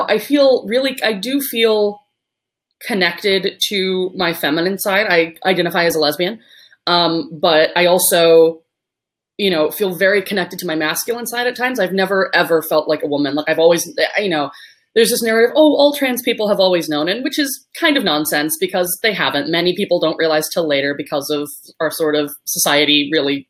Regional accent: Los Angeles, California, United States; I was adopted by her brother, my uncle, who I now refer to as my father, and I was raised in Los Angeles

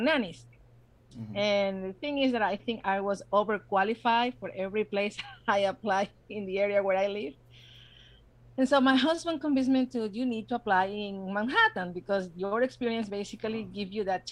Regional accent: Ecuador; English is a second language; moved away as an adult; also born or lived in New Jersey; now in United States; I was born in the States. Family reasons, I was brought to Ecuador when I grew up. And then in 2006, I came back.

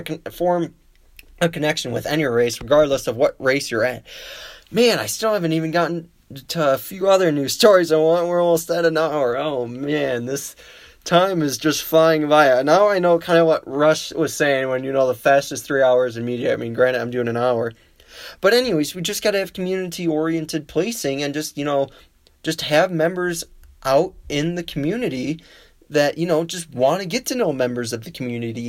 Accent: Wisconsin, United States; now in Colorado, United States; my home state of Wisconsin

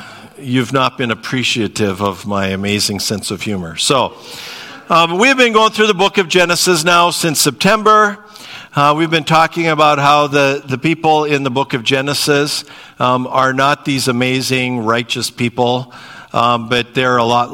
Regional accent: North Dakota, United States; we're from North Dakota

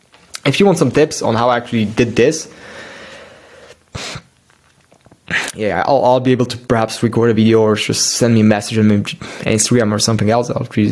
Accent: Miami, Florida, United States; born there; I just like randomly went there because I was born in Miami and I rented the car

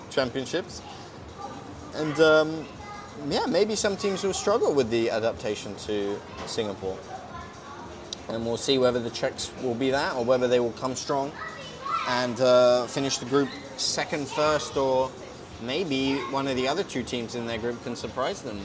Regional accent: United Kingdom; accent: British; also born or lived in Slovakia; As you can tell by my accent, I am very British

